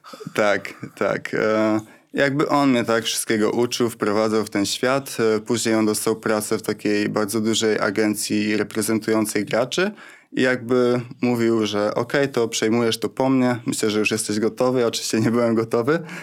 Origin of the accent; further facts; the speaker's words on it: Wrocław, Lower Silesian Voivodeship, Poland; jestem z Wrocławia, więc grałem w Śląsku Wrocław